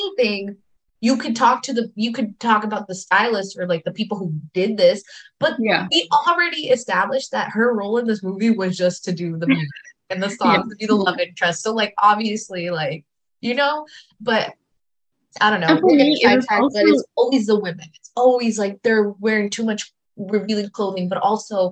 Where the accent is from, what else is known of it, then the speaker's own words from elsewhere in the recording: United States; I'm very American